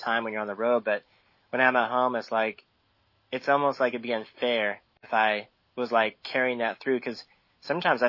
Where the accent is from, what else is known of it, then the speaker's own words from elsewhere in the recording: San Diego, California, United States; living here at the beach, there was a lot of drugs. I mean, it was just a really loose lifestyle, especially growing up in Ocean Beach